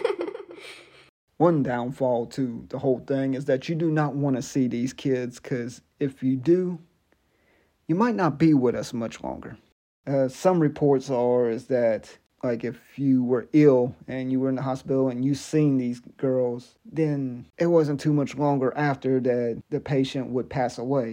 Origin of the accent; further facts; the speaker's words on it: Biloxi, Mississippi, United States; moved away; I was born in a town in Mississippi called Biloxi